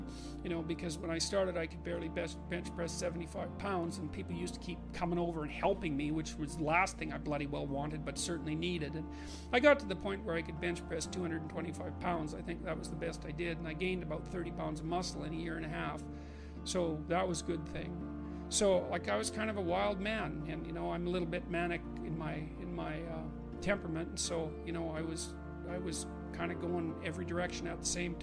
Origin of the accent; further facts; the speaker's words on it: Fairview, Alberta, Canada; I was from Northern Alberta, this rough little town up in Northern Alberta called Fairview